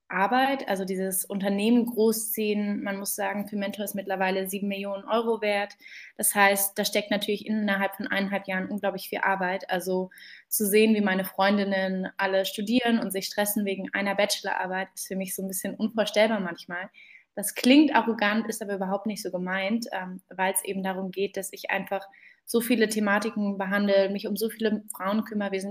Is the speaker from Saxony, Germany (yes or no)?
no; Berlin, Germany; born there; Gebürtige Berlinerin und bin Gründerin von Fementor